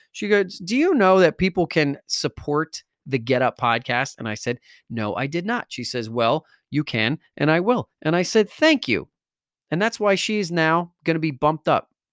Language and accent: English; Wallington, New Jersey, United States; I grew up in Wellington, New Jersey